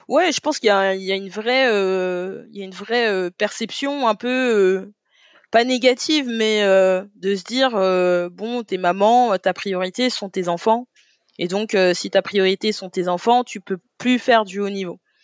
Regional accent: Paris, Île-de-France, France; je suis parisienne, moi j'ai grandi dans le 18e

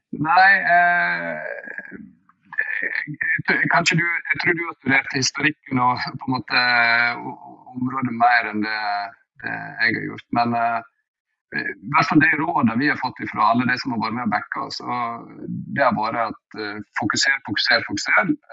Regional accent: Norway; jeg er norsk

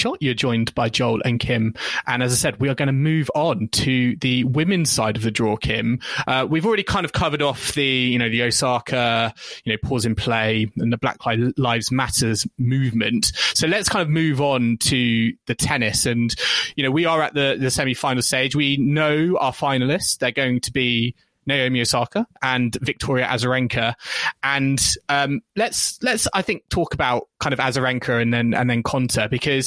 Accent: United Kingdom; we are British fans

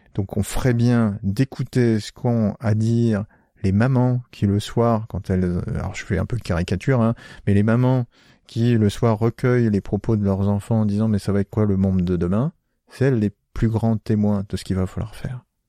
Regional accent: Picardy, Hauts-de-France, France; moved away; moi, je suis originaire de Picardie et pas loin, il y a euh, pas loin de là où j'habitais, il y a le famistère de Guise

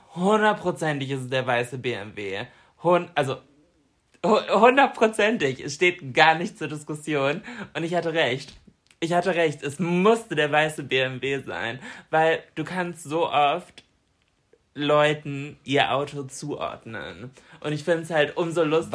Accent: Germany; bei uns in Deutschland

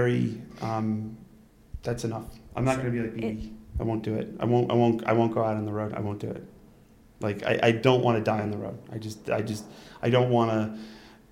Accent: Utica, New York, United States; born or raised there; moved away

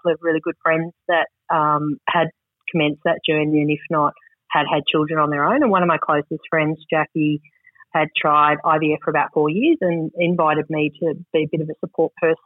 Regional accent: Sydney, New South Wales, Australia; I grew up on Sydney's northern beaches, the average Australian upbringing

